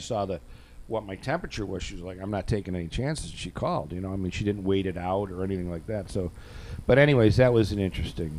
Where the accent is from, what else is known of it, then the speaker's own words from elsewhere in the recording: Buffalo, New York, United States; I'm from Edgewood Avenue in Buffalo